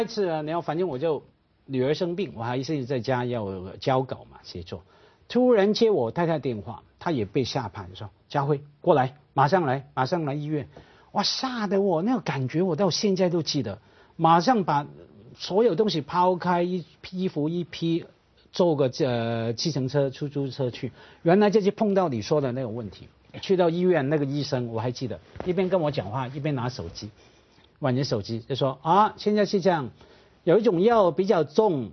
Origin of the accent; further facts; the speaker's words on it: Hong Kong; 我们香港本地人